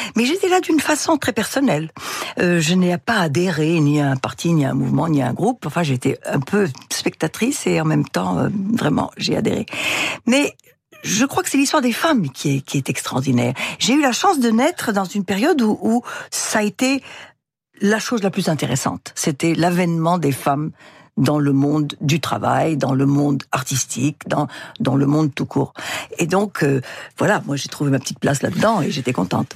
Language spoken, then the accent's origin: French; France; also born or lived in Russia; je suis d'éducation française, donc je suis française et mes intérêts sont en France